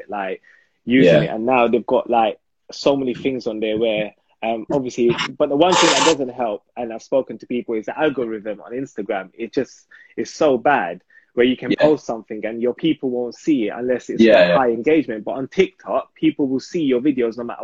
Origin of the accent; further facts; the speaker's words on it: London, United Kingdom; I'm from Hackney, so it's the most ghetto. You know what I'm saying? So everything that you can relate to, and I'm just like, I don't speak slang no more, but I grew up speaking like